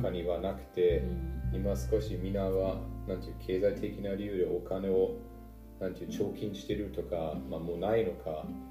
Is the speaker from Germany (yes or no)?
yes; Northern Germany, Germany; Japanese is a second language; now in Bavaria, Germany; 私は北ドイツで育てられたんですけど